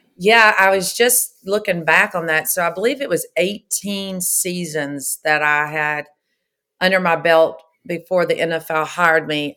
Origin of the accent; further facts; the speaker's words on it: Pascagoula, Mississippi, United States; I was born and raised in Pascagoula, Mississippi